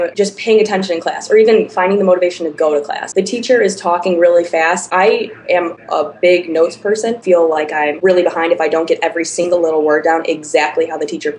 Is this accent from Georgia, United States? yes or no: no; the Chicago suburbs, Illinois, United States; I'm from the Chicago suburbs.